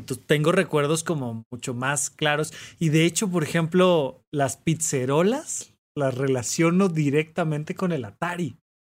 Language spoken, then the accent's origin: Spanish; Almoloya de Juárez, State of Mexico, Mexico; now in Mexico City, Mexico; yo vivía en Almoloya de Juárez